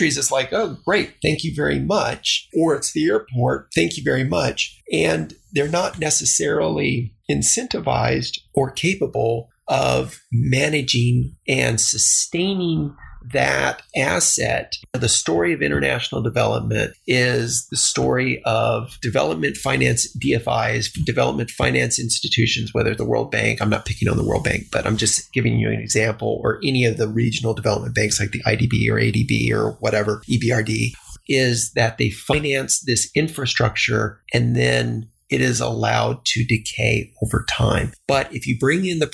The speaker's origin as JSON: {"language": "English", "town": "El Paso", "region": "Texas", "country": "United States", "tie": "born or raised there"}